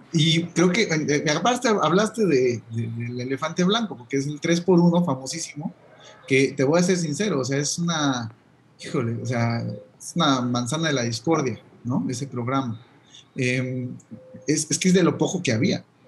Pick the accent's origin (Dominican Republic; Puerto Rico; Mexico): Mexico; Jalisco; de donde soy de Jalisco